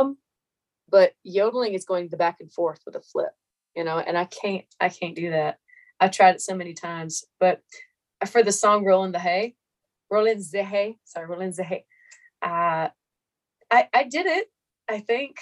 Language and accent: English; Meridian, Mississippi, United States; born or raised there